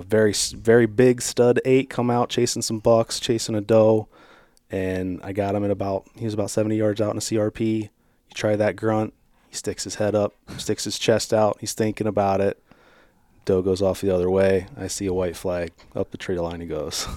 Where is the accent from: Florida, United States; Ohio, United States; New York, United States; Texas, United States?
Ohio, United States; Strasburg; I grew up in Stroudsburg, Ohio here